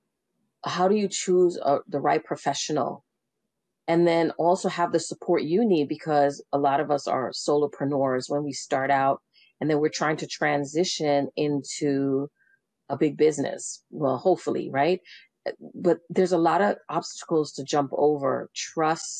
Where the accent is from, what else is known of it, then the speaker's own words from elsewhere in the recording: New York City, New York, United States; now in Northern Virginia, United States; I grew up in New York City.